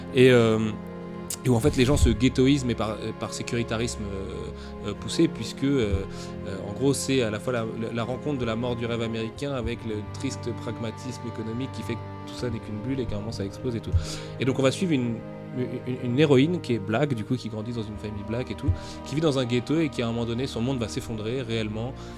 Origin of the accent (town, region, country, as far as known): France